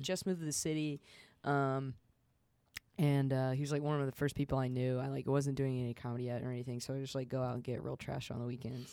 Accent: the South, United States; I'm from the South

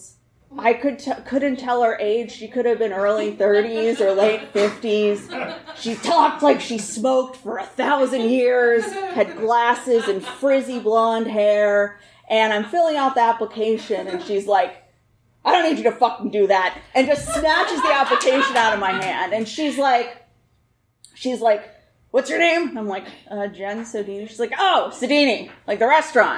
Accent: Pittsburgh, Pennsylvania, United States; I grew up in Pittsburgh

